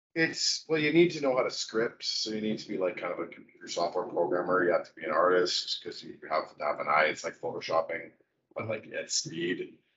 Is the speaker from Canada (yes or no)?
yes; Vancouver, British Columbia, Canada; also born or lived in Detroit; I'm from Vancouver.